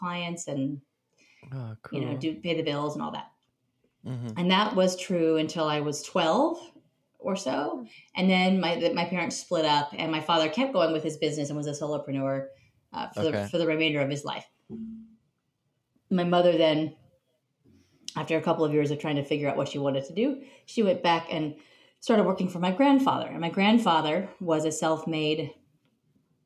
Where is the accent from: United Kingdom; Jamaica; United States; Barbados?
United States; Carmel, California; the main street of my hometown, which is Carmel, California